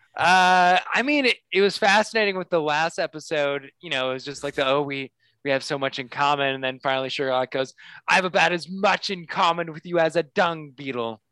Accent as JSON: {"language": "English", "town": "Des Moines", "region": "Iowa", "country": "United States", "tie": "born or raised there", "moved": "yes", "said": "where I grew up in Des Moines, aka the Canada of the United States"}